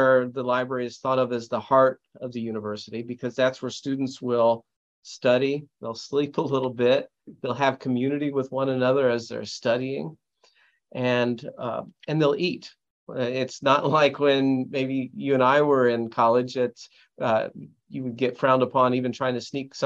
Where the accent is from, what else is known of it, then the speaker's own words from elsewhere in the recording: near Champaign-Urbana, Illinois, United States; moved away as an adult; also born or lived in Chicago / Montreal, Canada; now in Waco, United States; I grew up near Champaign, Urbana in Illinois